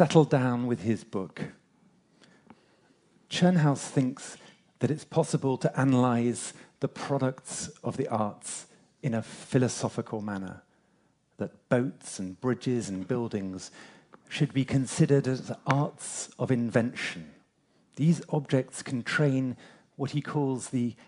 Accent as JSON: {"language": "English", "region": "England", "country": "United Kingdom", "said": "I'm English"}